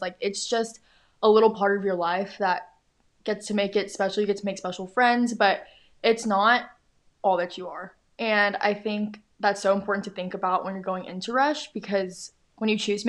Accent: Houston, Texas, United States; I grew up in Houston

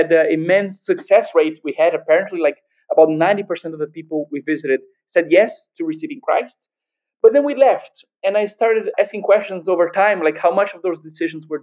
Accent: Brazil; born or raised there

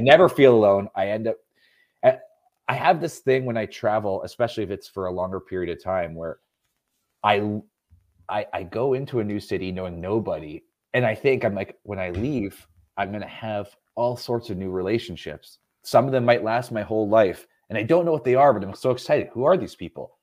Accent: Canada; I'm not American. I, I, I think I mentioned I'm Canadian.

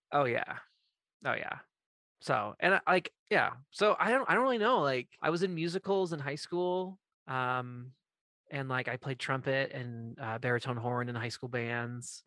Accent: Maine, United States; I grew up in Maine

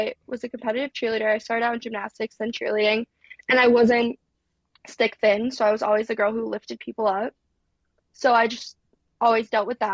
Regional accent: New Jersey, United States; moved away as an adult; also born or lived in Alabama; I'm from Jersey

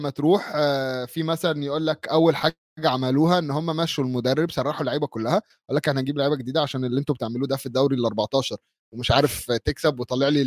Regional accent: Bahrain; لي انا بحريني كاتبها لهم بحريني

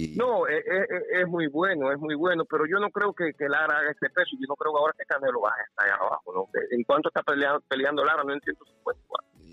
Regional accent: Cuba; yo soy cubano

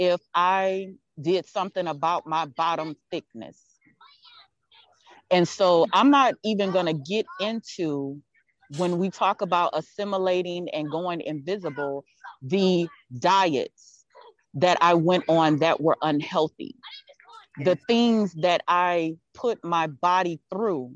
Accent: Texas, United States; I'm from Texas

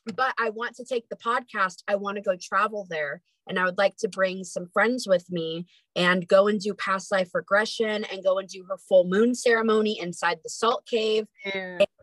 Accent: near Lake Tahoe, California, United States; moved away as an adult; also born or lived in Sacramento, California; now in Idaho, United States; I was born in Sacramento, but I actually was raised up near Lake Tahoe.

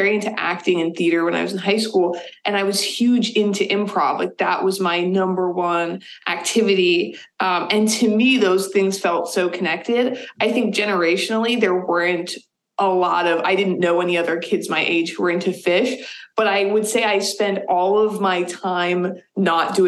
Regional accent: Boston, Massachusetts, United States; moved away as an adult; now in Burlington, United States; I grew up in the Boston area, and we lived in a lot of places.

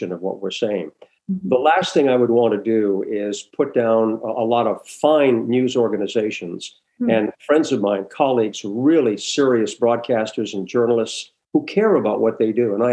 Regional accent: New Hampshire, United States; moved away as an adult; also born or lived in Providence, Rhode Island; I worked at a little radio station in my hometown in New Hampshire

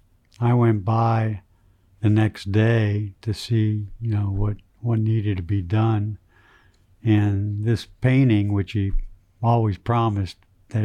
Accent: Wilkes-Barre, Pennsylvania, United States; I'm from Wilkes-Barre area, Pennsylvania

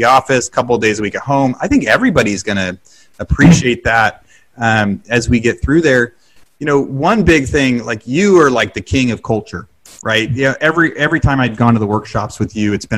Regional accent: West Coast, United States; now in Texas, United States; I'm from West Coast and now Texas

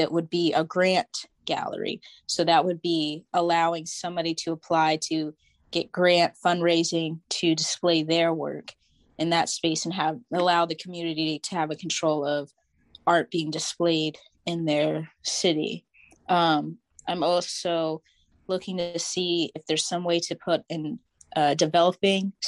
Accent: Tidewater, Virginia, United States; I'm from the Tidewater

